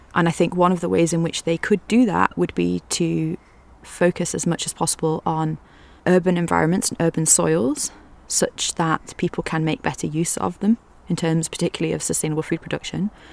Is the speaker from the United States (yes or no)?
no; Liverpool, North West England, United Kingdom; I grew up in Liverpool, so well, just outside of Liverpool, so in like a kind of commuter town suburb thing